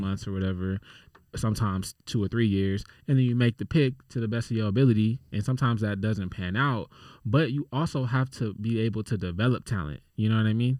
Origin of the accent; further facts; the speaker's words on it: San Antonio, Texas, United States; moved away; I literally was born in San Antonio